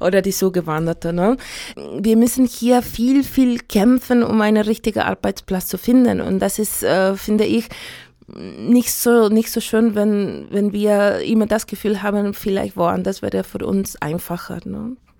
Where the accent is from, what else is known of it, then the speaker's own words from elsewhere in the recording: Santiago, Santiago Metropolitan Region, Chile; first language Spanish; German is a second language; moved away as an adult; also born or lived in Stockholm; now in Chemnitz, Germany; Ich bin in Santiago de Chile geboren und ich wohne in Chemnitz seit 2005